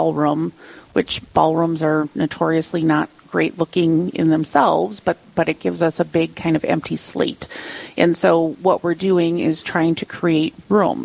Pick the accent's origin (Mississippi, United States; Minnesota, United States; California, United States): Minnesota, United States; Iron Range; I grew up on the Iron Range